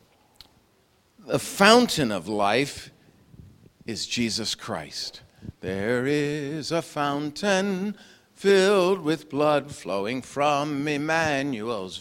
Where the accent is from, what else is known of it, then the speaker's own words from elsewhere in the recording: Long Island, New York, United States; I grew up on Long Island.